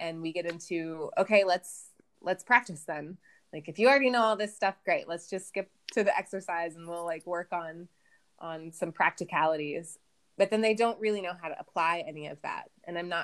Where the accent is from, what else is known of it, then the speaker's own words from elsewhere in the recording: United States; moved away as an adult; also born or lived in Colorado; now in India; as an American